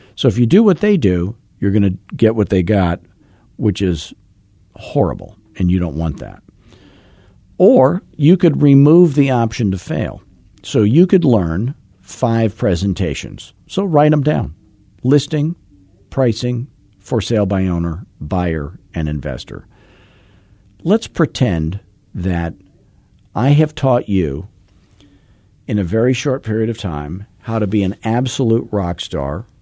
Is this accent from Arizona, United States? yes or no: yes; Arizona, United States; I'm from Arizona